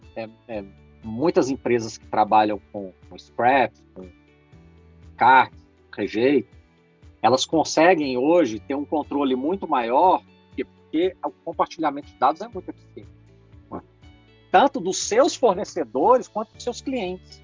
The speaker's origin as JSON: {"language": "Portuguese", "country": "Brazil", "said": "eu sou brasileiro."}